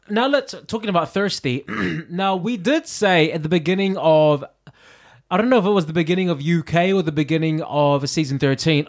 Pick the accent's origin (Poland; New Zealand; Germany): New Zealand; I'm from New Zealand